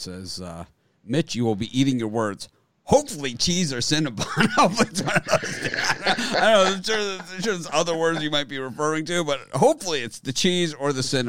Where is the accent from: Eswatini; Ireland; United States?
United States; Florida; I'm from Florida, which is more geographically south than the deep south.